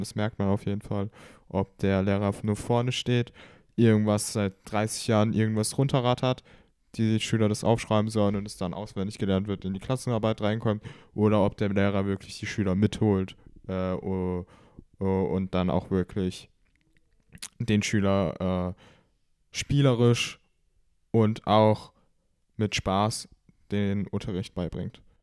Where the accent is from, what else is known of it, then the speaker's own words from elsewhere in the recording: Baden-Württemberg, Germany; Ich komme auch aus Deutschland. Genauer gesagt kommen wir beide aus Baden-Württemberg.